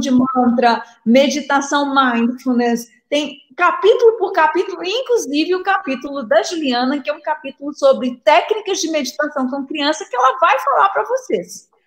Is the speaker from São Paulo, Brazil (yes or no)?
no; Minas Gerais, Brazil; accent: mineirinho; vocês devem estar sentindo meu, meu sotaque mineirinho